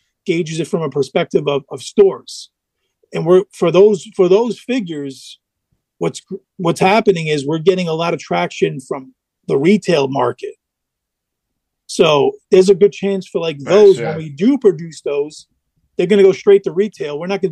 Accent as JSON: {"language": "English", "town": "New York City", "region": "New York", "country": "United States", "tie": "born or raised there", "said": "I'm in New York. I was born in the Bronx."}